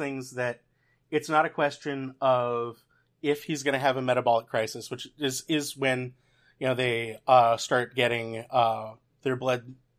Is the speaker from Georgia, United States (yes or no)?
yes; Atlanta, Georgia, United States; also born or lived in Louisville; now in Charlotte, United States; I actually grew up in Atlanta. I was born in Louisville, Kentucky, and moved there after, you know, a year or so. So I've been a Georgia boy since, mm-hmm. you know, day one, pretty much.